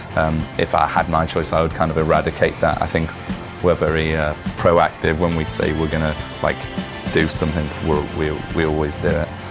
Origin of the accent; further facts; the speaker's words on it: Liverpool, North West England, United Kingdom; growing up in Liverpool